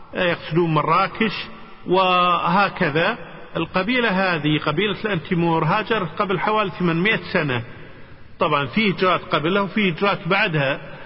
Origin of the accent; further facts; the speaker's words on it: Kuwait; أنا من الكويت